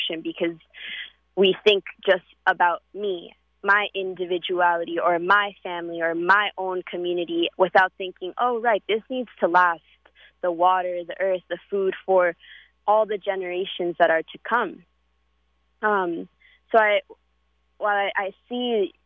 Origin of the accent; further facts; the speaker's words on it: New York City, New York, United States; growing up in New York